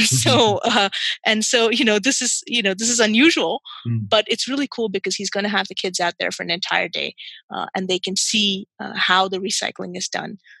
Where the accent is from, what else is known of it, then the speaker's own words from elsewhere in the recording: Qatar; I was born and raised in Qatar